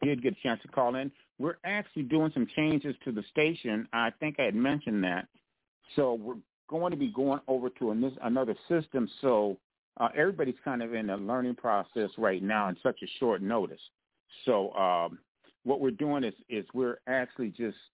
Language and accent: English; Grand Rapids, Michigan, United States; I'm from the big Rams. I'm from Central.